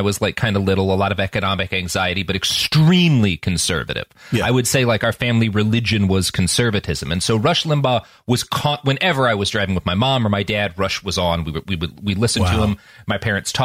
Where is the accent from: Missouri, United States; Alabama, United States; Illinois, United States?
Missouri, United States; he and I are both Missouri babies